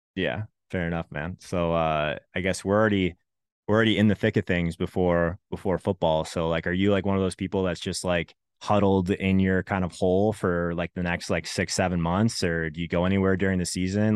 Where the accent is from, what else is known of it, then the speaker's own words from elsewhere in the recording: Arizona, United States; moved away as an adult; also born or lived in Canada; I grew up in Arizona till I was eighteen, also lived in three, for, in Canada for three years